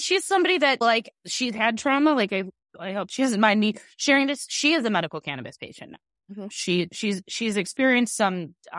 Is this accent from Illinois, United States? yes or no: yes; Chicago, Illinois, United States; I grew up in Illinois. I'm from here.